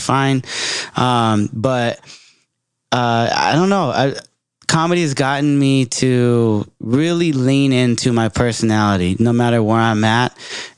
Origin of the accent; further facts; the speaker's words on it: Bay Area, California, United States; I'm from the Bay